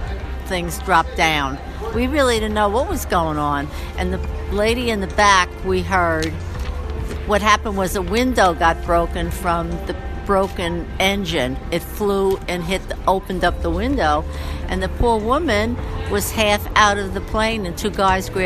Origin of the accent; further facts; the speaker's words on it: New York, United States; now in Santa Fe, United States; I'm originally from New York, Okay. But now I live in Santa Fe, New Mexico, and I was on my way home to Albuquerque.